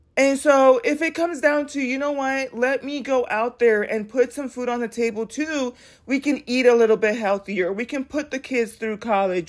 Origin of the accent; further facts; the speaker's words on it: United States; I'm proud to be an American